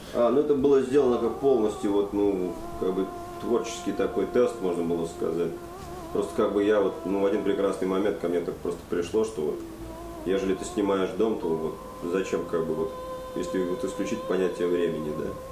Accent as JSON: {"language": "Russian", "region": "Saint Petersburg", "country": "Russia", "tie": "born or raised there", "moved": "yes", "said": "я в нем ну, родился и вырос"}